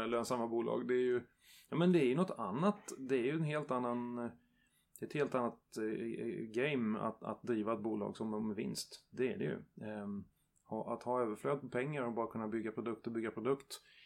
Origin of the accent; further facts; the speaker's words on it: Värmland, Sweden; i Värmland också där jag kommer ifrån